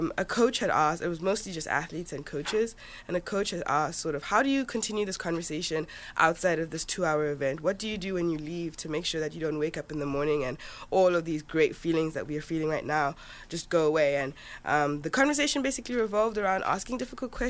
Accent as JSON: {"language": "English", "town": "Johannesburg", "region": "Gauteng", "country": "South Africa", "tie": "born or raised there", "moved": "as an adult", "lives_now": "United States", "said": "So I'm from Johannesburg, South Africa, actually. That's where I grew up."}